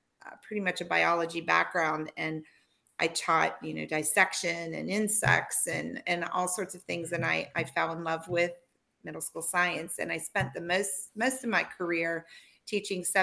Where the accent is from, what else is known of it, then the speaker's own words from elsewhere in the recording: Pittsburgh, Pennsylvania, United States; I'm from the Pittsburgh area, and then we moved back to Pittsburgh